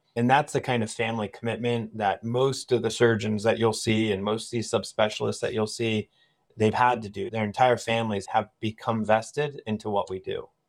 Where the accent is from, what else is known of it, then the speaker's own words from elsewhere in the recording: Annville, Pennsylvania, United States; also born or lived in Philadelphia / Durham, North Carolina; So, I grew up in this area. I grew up in Anvil